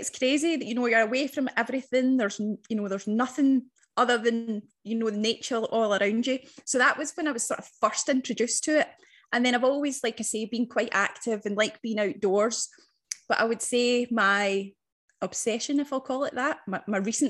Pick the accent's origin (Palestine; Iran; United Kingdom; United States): United Kingdom; Loch Lomond, Scotland; moved away as an adult; now in Bavaria, Germany; a wee town right beside Loch Lomond. That's where I'm originally from. So that's the West Coast.